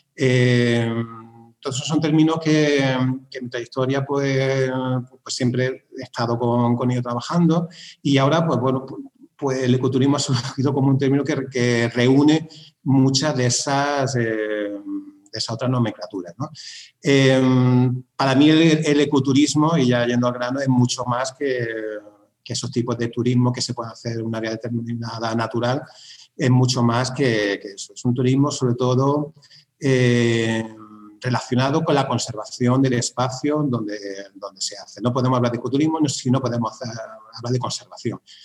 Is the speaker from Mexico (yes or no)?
no; Sierra de Cazorla, Andalusia, Spain; Yo soy de la Sierra de Cazorla, en la provincia de, de en Andalucía.